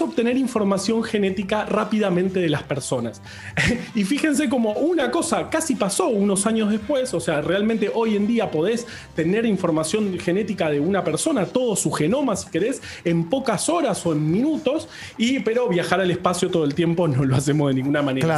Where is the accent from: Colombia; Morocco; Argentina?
Argentina